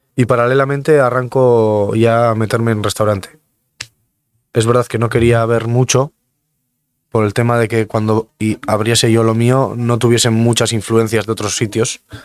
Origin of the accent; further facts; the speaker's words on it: Mungia, Basque Country, Spain; un chico de Munguía que tengo 32 años